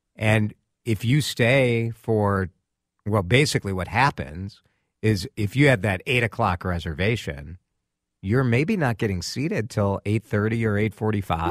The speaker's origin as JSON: {"language": "English", "town": "Chicago", "region": "Illinois", "country": "United States", "tie": "born or raised there", "moved": "yes", "lives_now": "Minnesota, United States", "said": "growing up in Chicago"}